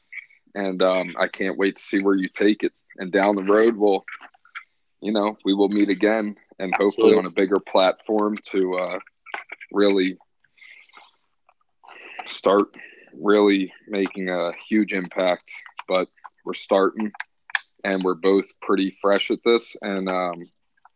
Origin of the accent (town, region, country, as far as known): Philadelphia, Pennsylvania, United States; born or raised there